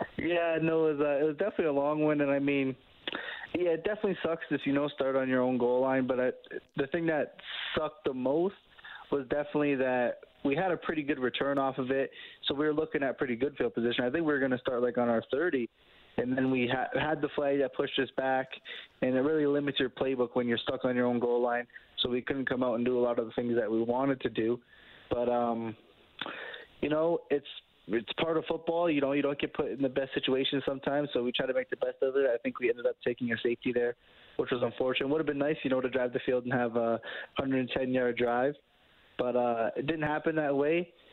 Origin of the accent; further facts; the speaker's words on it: Canada; being a Canadian quarterback